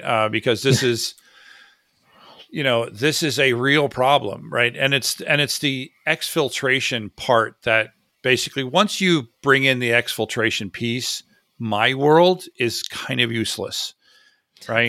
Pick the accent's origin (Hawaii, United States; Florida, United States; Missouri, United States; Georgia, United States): Florida, United States; I grew up in Florida